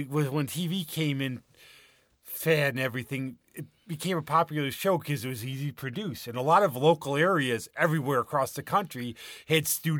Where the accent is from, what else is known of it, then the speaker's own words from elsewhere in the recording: Michigan, United States; Now, remember … I'm from Michigan.